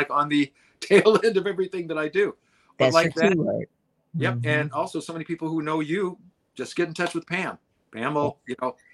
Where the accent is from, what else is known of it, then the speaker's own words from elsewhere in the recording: Detroit, Michigan, United States; I'm from Detroit. I just had to come over and say hello.